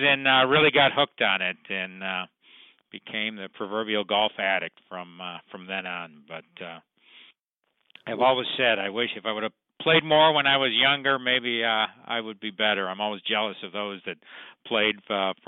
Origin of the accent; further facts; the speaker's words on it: Lake Forest, Illinois, United States; also born or lived in Chicago; I grew up up in Lake Forest in the northern suburbs, where I now I'm back living there now with my family